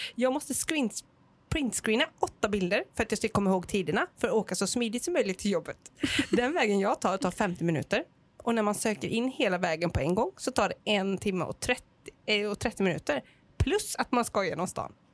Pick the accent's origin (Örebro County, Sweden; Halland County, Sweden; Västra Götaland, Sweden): Västra Götaland, Sweden; Gothenburg; jag är från Göteborg